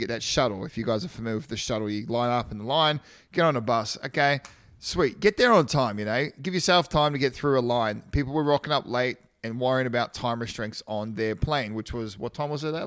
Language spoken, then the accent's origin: English; Australia; now in United States; I'm from Australia.